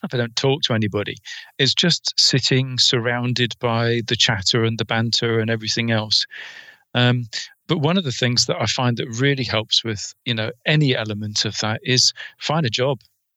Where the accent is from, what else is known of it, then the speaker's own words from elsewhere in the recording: England, United Kingdom; I'm English